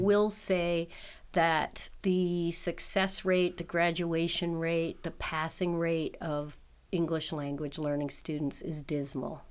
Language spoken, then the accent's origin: English; New York City, New York, United States; moved away as an adult; also born or lived in Canada; now in Buffalo, United States; I'm a Canadian who was raised in New York